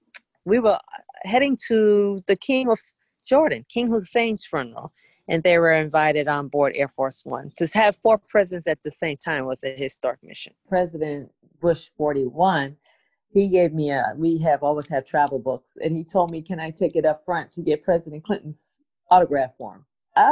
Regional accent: Bermuda; End up going to my hometown in Bermuda for a summit.

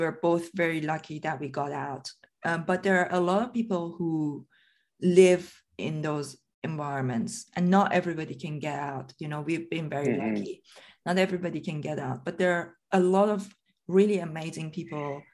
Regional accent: Iran; moved away as an adult; also born or lived in Scotland; now in London, United Kingdom; originally I come from Iran. You know, I grew up in Iran, actually. So I came to the UK when I was 23

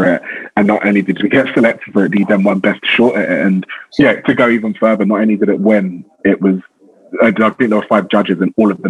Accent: London, United Kingdom; growing up in South London

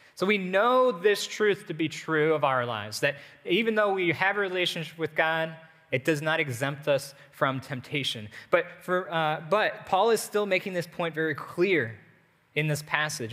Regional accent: United States; as an American, eh, even as Americans

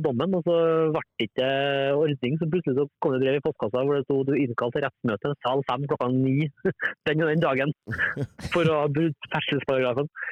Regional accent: Norway; moved away as an adult; also born or lived in Denmark; jeg er norsk, men jeg bor her.

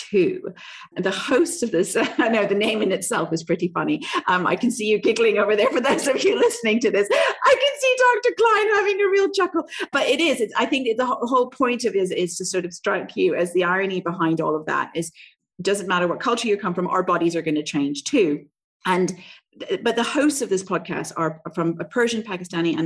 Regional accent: Canada; now in Southeast Asia; I grew up in Canada, also a Western country

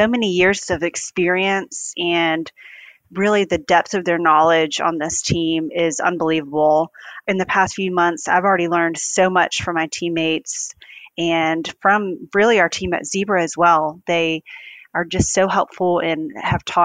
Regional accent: Greenville, South Carolina, United States; I grew up in Greenville, South Carolina, where our headquarters is

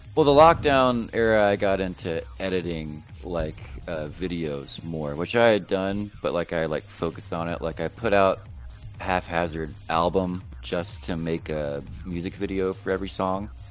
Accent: Florence, South Carolina, United States; the family home I grew up in in Florence, South Carolina, was foreclosed on

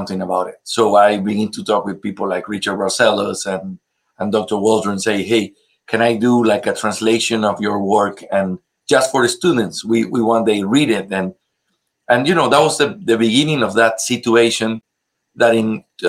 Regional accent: Ecuador; I'm from Ecuador

